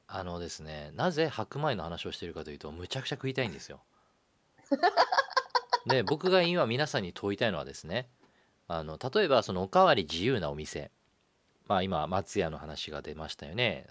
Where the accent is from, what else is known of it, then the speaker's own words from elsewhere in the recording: Nagano, Japan; 長野生まれなので。